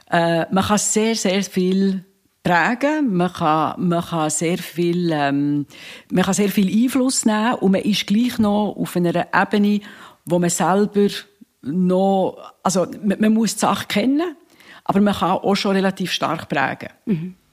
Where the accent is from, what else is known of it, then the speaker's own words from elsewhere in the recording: Bern, Switzerland; eine Bernerin, aber, aber also es gibt eigentlich viele Tiere, wo, wo die Schweiz Es, wir, wir sind ja sehr agil.